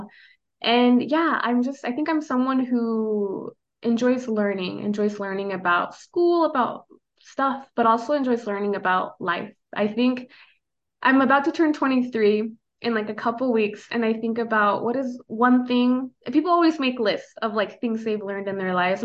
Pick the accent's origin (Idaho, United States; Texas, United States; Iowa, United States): Idaho, United States; first language Spanish; English is a second language; moved away as an adult; now in Omaha, United States; growing up in Idaho, there's a lot of outdoor stuff